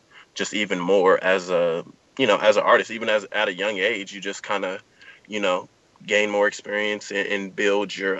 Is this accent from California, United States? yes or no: yes; Southern California, United States; Born and raised in Southern California